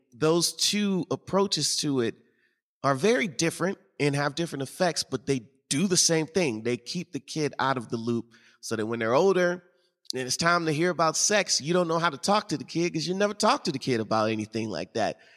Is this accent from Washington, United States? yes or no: no; St. Louis, Missouri, United States; I grew up in Saint Louis